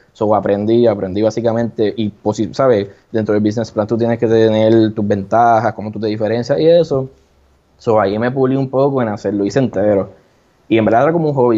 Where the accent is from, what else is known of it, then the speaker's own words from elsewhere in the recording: San Juan, Puerto Rico; also born or lived in Mayagüez; yo soy de acá de San Juan